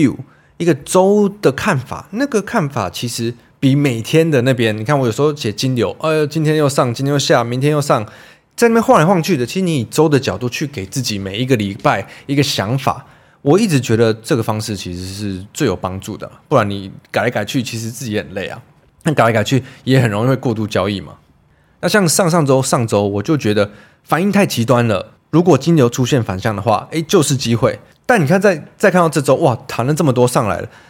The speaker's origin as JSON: {"language": "Chinese", "country": "Taiwan", "said": "我以身为台湾人，为什么不担心会被中国大陆占领或是攻击？真的是每一两年就要吵一次这种话题。那我就会跟他们讲一下哦，我们台湾人怎么觉得啊？"}